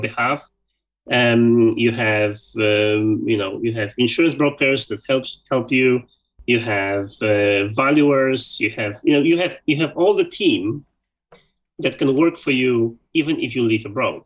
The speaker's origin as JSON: {"language": "English", "country": "Poland", "also_born_or_lived": "Sweden / Belgium", "moved": "as an adult", "said": "10 years ago, I moved out from Poland, I moved to Sweden"}